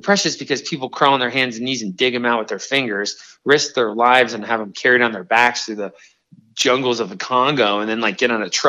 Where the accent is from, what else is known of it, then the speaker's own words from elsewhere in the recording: Miami, Florida, United States; But now I grew up in Liberty City and I had nothing. I was killed with gang violence and all these things and overcame.